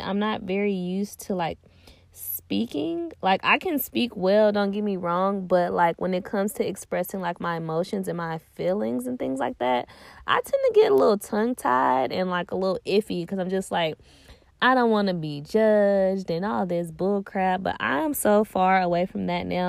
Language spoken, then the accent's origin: English; Nashville, Tennessee, United States; also born or lived in Clarksville, Tennessee; I'm from Nashville